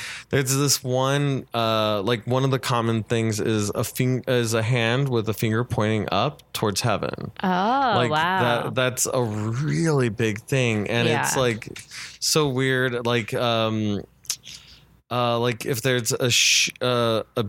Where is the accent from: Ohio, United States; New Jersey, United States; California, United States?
California, United States; Southern; growing up in Southern California, everything's so new.